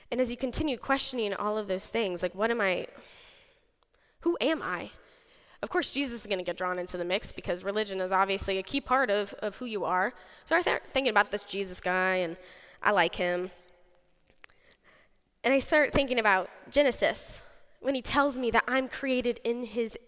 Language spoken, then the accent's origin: English; Colorado Springs, Colorado, United States; moved away as an adult; also born or lived in Mexico; now in Indiana, United States; I'm from Colorado Springs, Colorado